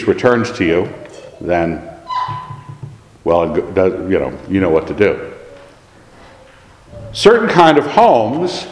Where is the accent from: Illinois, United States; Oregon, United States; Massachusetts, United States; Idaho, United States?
Idaho, United States; I'm an Idahoan